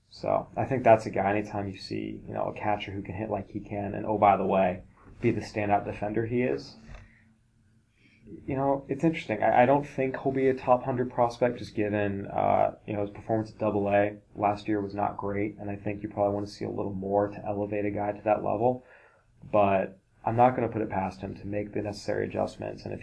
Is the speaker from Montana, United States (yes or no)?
no; Oregon, United States; we are from Oregon